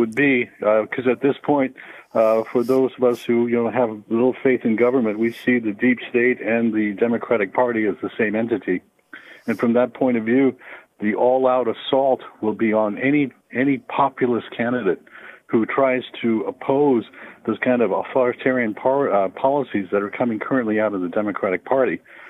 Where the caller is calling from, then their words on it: Long Beach, California, United States; I'm actually calling from I'm actually calling from Long Beach, California.